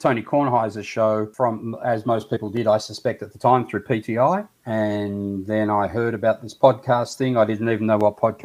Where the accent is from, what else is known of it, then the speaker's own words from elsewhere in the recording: Melbourne, Victoria, Australia; I went in my hometown, got a job, got married